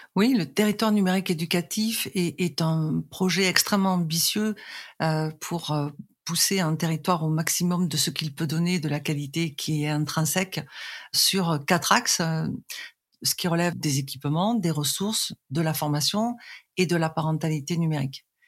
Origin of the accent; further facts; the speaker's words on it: Arles, Provence-Alpes-Côte d'Azur, France; je suis née en Provence, précisément à Arles